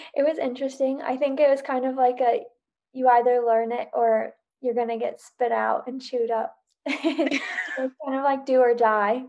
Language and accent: English; Salt Lake City, Utah, United States; moved away as an adult; now in Bozeman, United States; I live in Bozeman, Montana currently, but I'm originally from Salt Lake